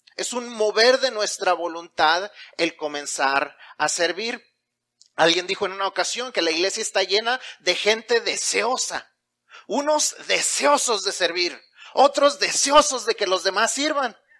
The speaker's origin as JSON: {"language": "Spanish", "country": "Mexico", "said": "Y si ya no solamente somos mexicanos, sino que somos cristianos"}